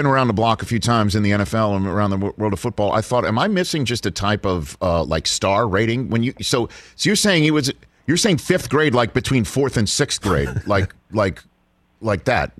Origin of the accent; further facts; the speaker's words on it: New York City, New York, United States; I'm from New York City, sir